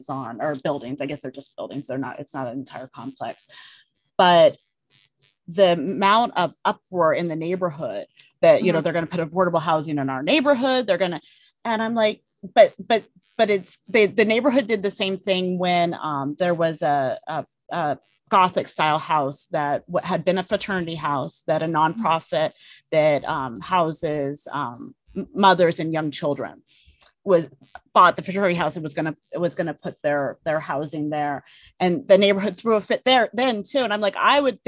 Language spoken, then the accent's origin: English; Colorado, United States; also born or lived in Oregon; I was born in Colorado, and my dad's family is from Oregon